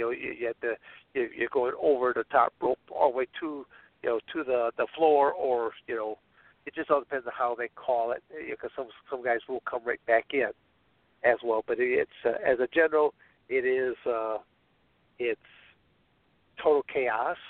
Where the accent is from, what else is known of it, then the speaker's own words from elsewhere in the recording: Michigan, United States; moved away as an adult; also born or lived in Arizona; I was born and raised in Michigan